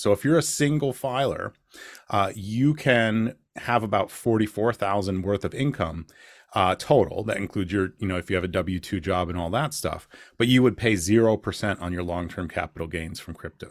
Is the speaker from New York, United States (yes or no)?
yes; Rochester, New York, United States; I'm from Rochester, New York